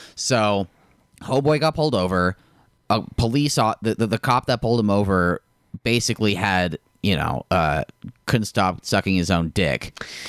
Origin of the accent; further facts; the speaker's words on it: Park City, Utah, United States; I also say I'm from Park City a lot